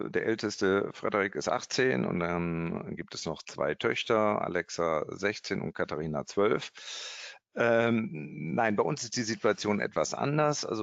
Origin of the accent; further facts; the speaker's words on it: Kassel, Hesse, Germany; Äh, ja, dann bin ich in Kassel groß geworden, habe dort ja, meine Schule gemacht, habe meinen Bund gemacht